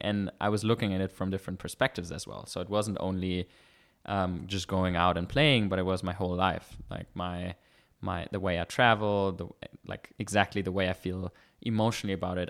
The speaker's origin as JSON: {"language": "English", "country": "Germany", "tie": "born or raised there", "moved": "as an adult", "lives_now": "Vienna, Austria", "said": "I was born in Germany"}